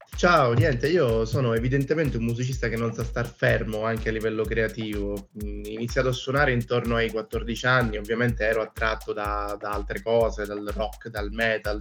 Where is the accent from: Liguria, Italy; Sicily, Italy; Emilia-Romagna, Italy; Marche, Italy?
Sicily, Italy; Catania; also born or lived in Palermo / Venice; sono siciliano, sono catanese e ho vissuto anche a Palermo